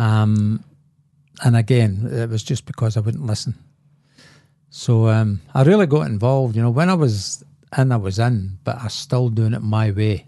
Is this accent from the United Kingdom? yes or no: yes; Glasgow, Scotland, United Kingdom; I was born in Glasgow and, uh, there was a lot of alcoholism in my family